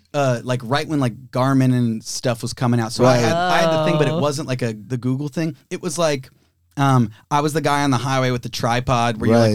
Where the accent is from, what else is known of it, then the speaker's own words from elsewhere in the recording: Cincinnati, Ohio, United States; also born or lived in Chicago; now in Los Angeles, United States; I'm from Cincinnati.